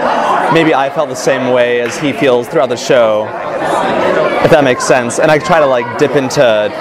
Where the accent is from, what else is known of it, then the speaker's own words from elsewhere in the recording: Bay Area, California, United States; now in Irvine, United States; I'm a senior at UCI, and I'm from the Bay Area